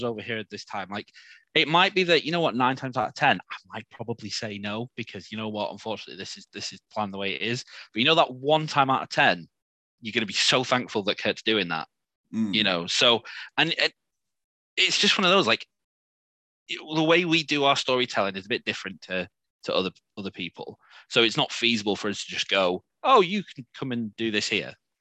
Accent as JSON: {"language": "English", "town": "Morecambe", "region": "North West England", "country": "United Kingdom", "tie": "born or raised there", "moved": "yes", "lives_now": "Plymouth, United Kingdom", "said": "Morecambe, which is, it's my hometown."}